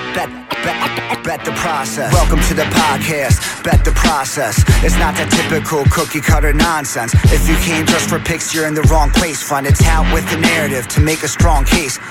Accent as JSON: {"language": "English", "town": "Phoenix", "region": "Arizona", "country": "United States", "tie": "born or raised there", "said": "I grew up in Phoenix, Arizona"}